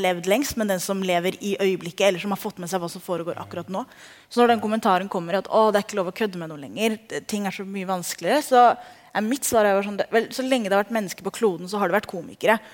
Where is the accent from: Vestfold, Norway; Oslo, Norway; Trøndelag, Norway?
Oslo, Norway; Jeg er født og oppvokst i Oslo